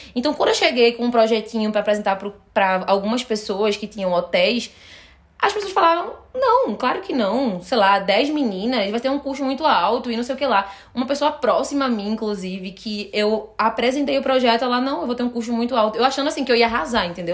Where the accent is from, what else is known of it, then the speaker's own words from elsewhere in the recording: Recife, Pernambuco, Brazil; moved away; E eu sou de Recife.